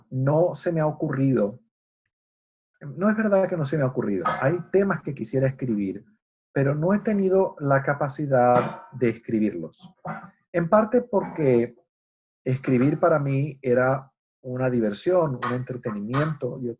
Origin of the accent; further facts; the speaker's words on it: United States; porque Jorge es chileno y yo soy americano, eso significa que seguramente vamos a tener un punto de vista distinto